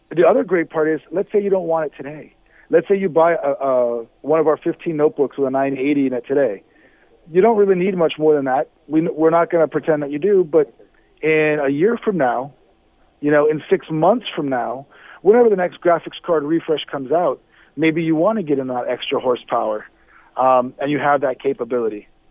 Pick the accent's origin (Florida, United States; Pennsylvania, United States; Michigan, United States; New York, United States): Florida, United States; Miami; I'm from Miami